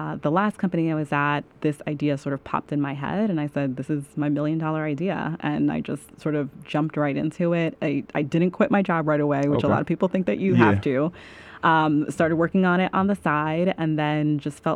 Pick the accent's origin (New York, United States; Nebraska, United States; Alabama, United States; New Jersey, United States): New York, United States; New York City; I'm from Staten Island